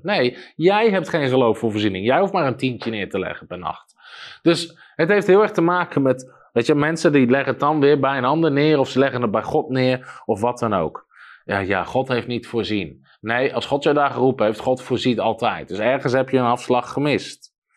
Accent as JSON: {"language": "Dutch", "country": "Netherlands", "said": "als Nederlander"}